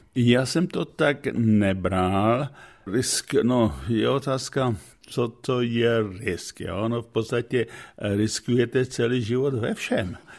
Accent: Czechia; moved away as an adult; also born or lived in Bohumín, Czech Republic; now in United States; jako Čech jsem obdržel vyznamenání od amerického prezidenta

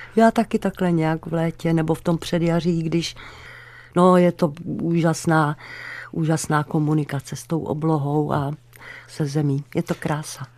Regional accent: Karlovy Vary, Karlovy Vary Region, Czechia; moved away as an adult; also born or lived in Prague; v Karlových Varech, já jsem tam žila do 8, od 4 do 18.

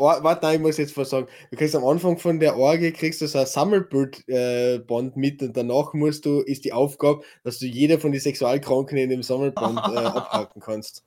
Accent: Carinthia, Austria; accent: Kärntnerisch; Ich rede Kärntnerisch

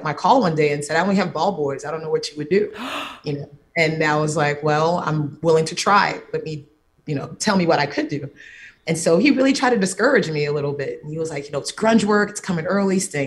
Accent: Miami, Florida, United States; I'm from Miami originally. So for middle school, high school, really focused on the arts

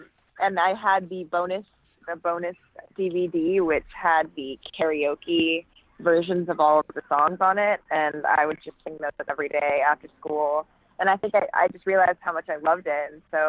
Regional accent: Austin, Texas, United States; now in New York, United States; Well, I'm originally from Austin, Texas, which is an awesome artsy town.

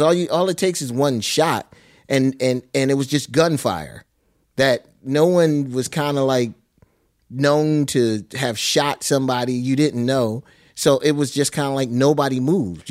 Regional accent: Philadelphia, Pennsylvania, United States; I was born in West Philadelphia

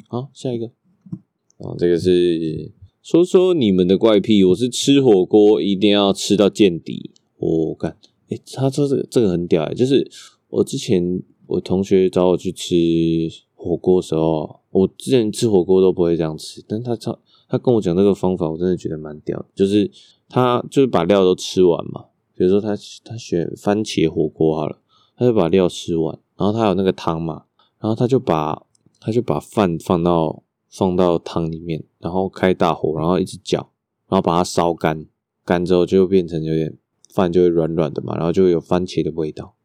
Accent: Taipei, Taiwan; 我是台北出生啊

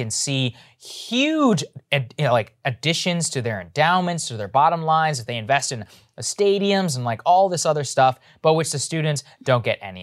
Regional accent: College Station, Texas, United States; moved away; I'm from College Station, Texas, where Texas A&M is

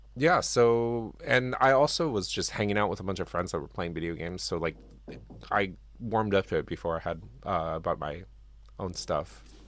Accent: Japan; I grew up in Japan

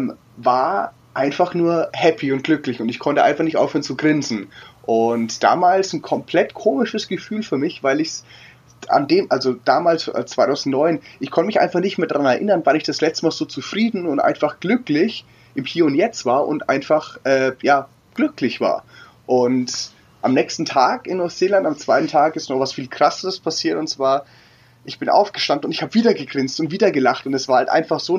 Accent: Würzburg, Bavaria, Germany; 31 Jahre alt, ähm, gebürtig aus Würzburg und bin für die letzten sechs Jahre durch die Welt gereist

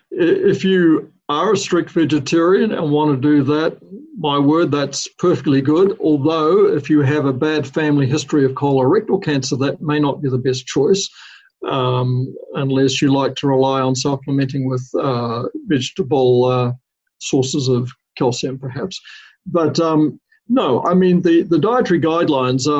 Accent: New Zealand; now in United States; the country that I grew up in New Zealand

